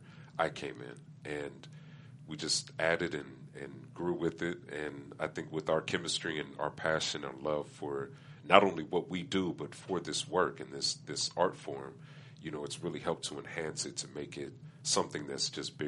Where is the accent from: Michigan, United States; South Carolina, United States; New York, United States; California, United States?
California, United States; Pomona; I started going to an open mic in my hometown of Pomona